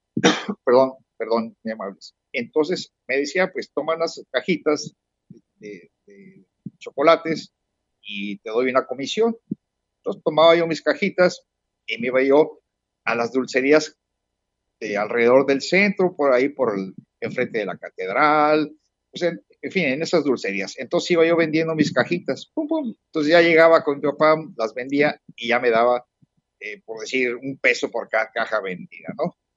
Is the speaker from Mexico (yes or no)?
yes; Puebla, Mexico; also born or lived in Bristol; now in Mazatlán, Mexico; soy un poblano en el exilio desde hace 50 eh, años